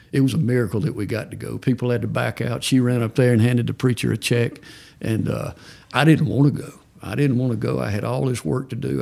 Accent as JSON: {"language": "English", "region": "Georgia", "country": "United States", "said": "I'm from Georgia"}